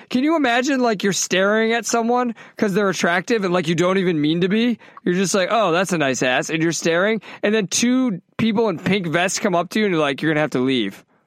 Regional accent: United States; I'm fucking American

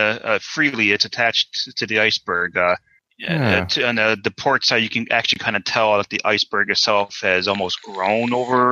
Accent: New England, United States; New England? I am.

